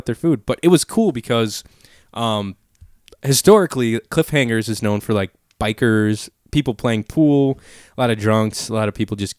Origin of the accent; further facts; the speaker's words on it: Northwest Indiana, United States; I'm from Northwest Indiana.